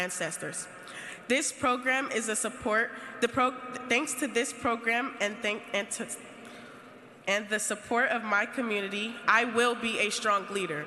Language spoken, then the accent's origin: English; San Francisco, California, United States; Both of my parents were born and raised in Bayview, as was